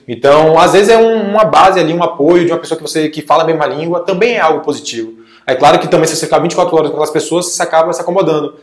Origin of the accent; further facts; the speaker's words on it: Salvador, Bahia, Brazil; sou de Salvador, Bahia